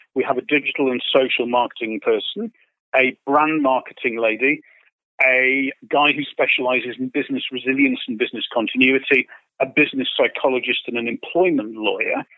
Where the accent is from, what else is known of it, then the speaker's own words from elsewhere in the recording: United Kingdom; I say this as a Brit